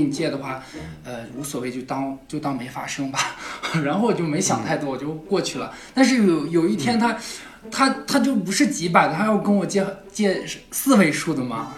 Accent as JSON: {"language": "Chinese", "town": "Hohhot", "region": "Inner Mongolia", "country": "China", "said": "我是内蒙古呼和浩特的"}